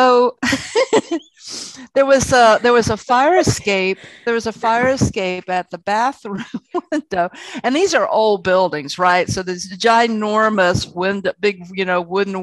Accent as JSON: {"language": "English", "town": "Columbia", "region": "South Carolina", "country": "United States", "said": "I was from Columbia, South Carolina"}